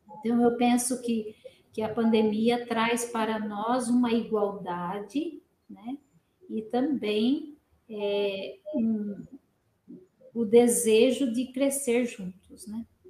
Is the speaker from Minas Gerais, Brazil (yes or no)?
no; Pindamonhangaba, São Paulo, Brazil; moved away as an adult; now in Curitiba, Brazil; eu nasci em Pindamonhangaba